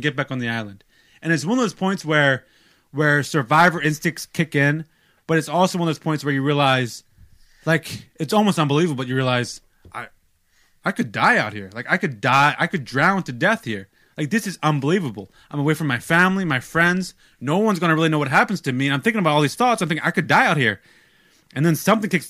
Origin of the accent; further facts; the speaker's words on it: United States; I'm American